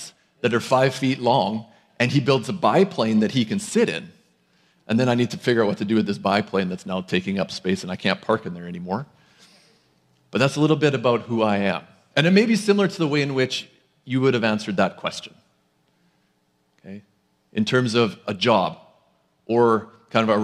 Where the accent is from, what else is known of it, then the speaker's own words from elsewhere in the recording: Lloydminster, Saskatchewan, Canada; now in Abbotsford, Canada; I'm also somebody that hails from Lloydminster, Saskatchewan